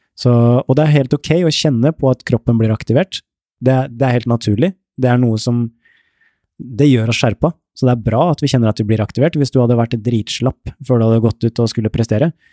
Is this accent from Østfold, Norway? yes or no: yes; Ørje, Østfold, Norway; jeg vokste opp et sted i Indre Østfold, et sted som heter Ørje